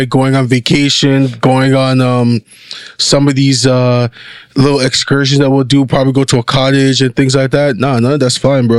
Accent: Canada

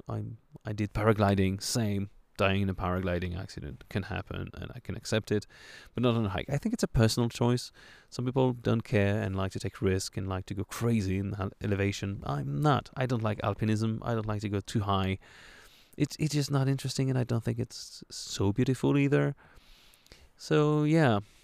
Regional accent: France; accent: French; my French accent

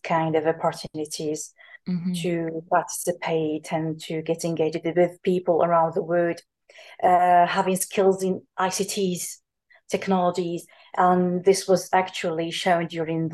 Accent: Algeria; Algerian tertiary lecturers, including me

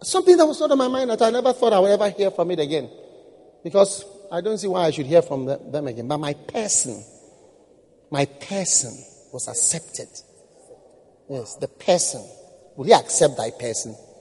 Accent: Ghana; I was from Ghana

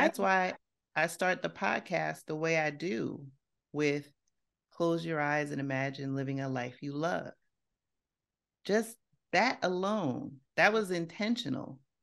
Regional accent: New York City, New York, United States; I grew up in Co-op City in the Bronx

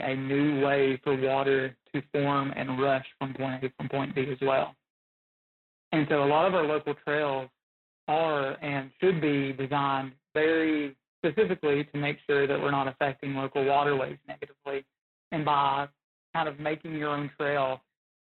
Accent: Southwest Virginia, United States; growing up in Southwest Virginia

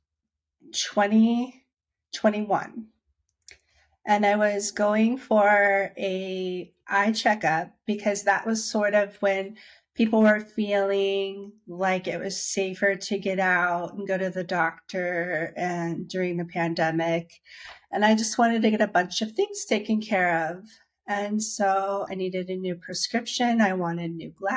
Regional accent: Dayton, Ohio, United States; moved away as an adult; now in Washington, DC area, United States; I'm from Dayton, Ohio, and I've been living in the DC area for 15 years now.

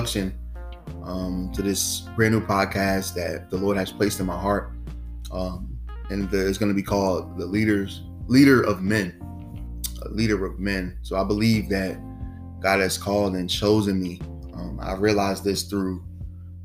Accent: New Jersey, United States; I'm from New Jersey, and I serve in the teen ministry

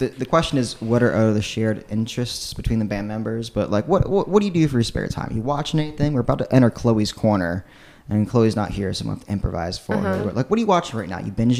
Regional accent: Chesapeake, Virginia, United States; now in Richmond, United States; I come from Chesapeake, Virginia, like in the far southeastern corner of the state.

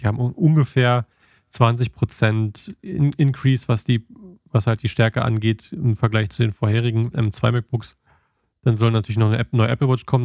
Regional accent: Germany; als Deutscher

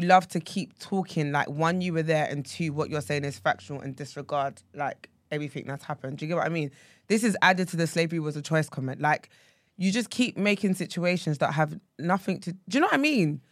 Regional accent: Essex, East of England, United Kingdom; if you ask me where I'm from and I say Essex

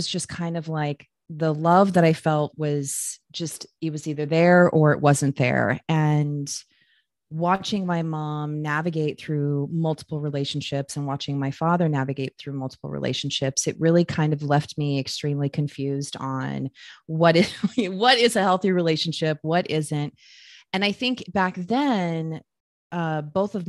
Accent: Phoenix, Arizona, United States; So I was born and raised in the Southwest. I was born in Phoenix

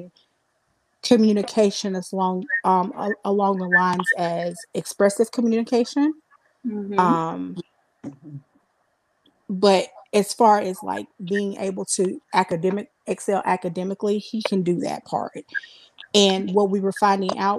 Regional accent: South Carolina, United States; I'm from South Carolina

